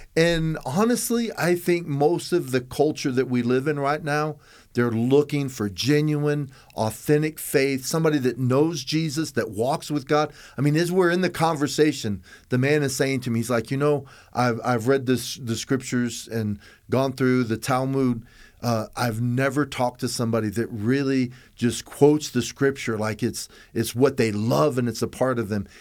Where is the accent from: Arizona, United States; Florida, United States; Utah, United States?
Florida, United States; Tampa; I was raised in Tampa